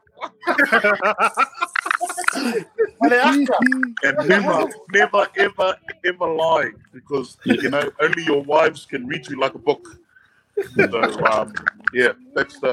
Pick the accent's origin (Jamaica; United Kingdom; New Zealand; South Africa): New Zealand; Auckland; born and raised in West Auckland